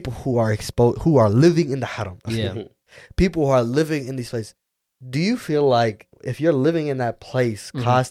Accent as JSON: {"language": "English", "country": "United States", "said": "I'm Somali, I'm Muslim, but brother, I'm American"}